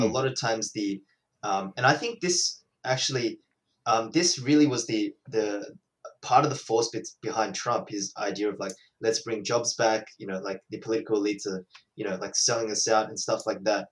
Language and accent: English; Australia; as an Australian